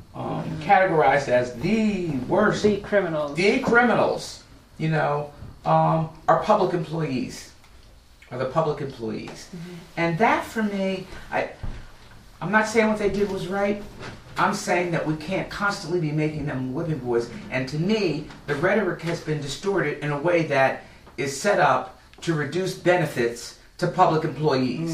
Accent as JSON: {"language": "English", "area": "Atlantic County", "region": "New Jersey", "country": "United States", "tie": "born or raised there", "said": "I've lived in Atlantic County almost all of my life. I was born here."}